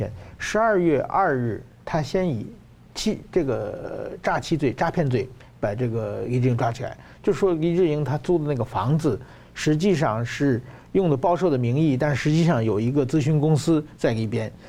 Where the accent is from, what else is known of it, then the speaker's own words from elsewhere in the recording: Hong Kong; 要反送中嘛，就是我们香港人不愿意在中国国内可能是接受审判的